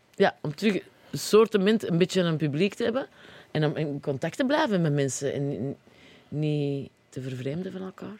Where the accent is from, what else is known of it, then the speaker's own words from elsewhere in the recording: Antwerp, Flanders, Belgium; accent: Antwerps; Ik kan gewoon met Antwerps blijven.